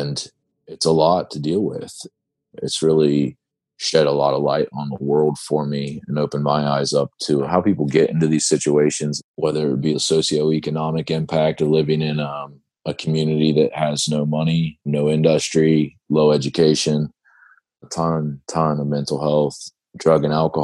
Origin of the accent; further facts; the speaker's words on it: Ohio, United States; my home state of Ohio